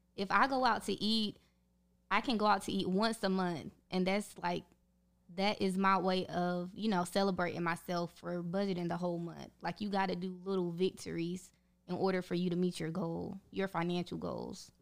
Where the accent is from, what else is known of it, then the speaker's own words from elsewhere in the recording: North Carolina, United States; I am from North Carolina, graduated from the University of North Carolina at Charlotte